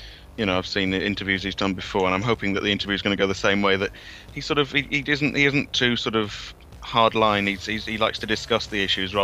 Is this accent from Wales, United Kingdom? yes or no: yes; Wales, United Kingdom